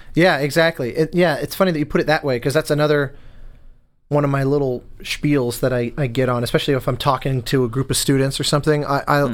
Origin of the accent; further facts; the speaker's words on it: Denver, Colorado, United States; moved away as an adult; growing up in Denver, you know, when I go home